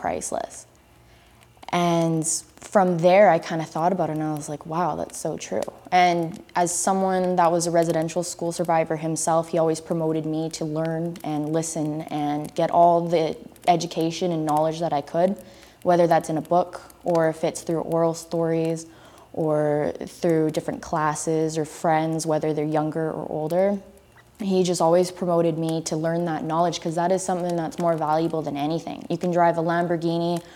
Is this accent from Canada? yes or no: yes; Lillooet, British Columbia, Canada; now in Coquitlam, Canada; I am from the Stadtliam Nation in Lillooet, BC, which is in the southern interior, specifically from the Huchlip community that's also known as Fountain